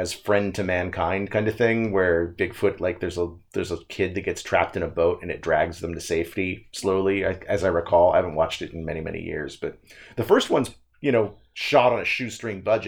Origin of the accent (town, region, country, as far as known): United States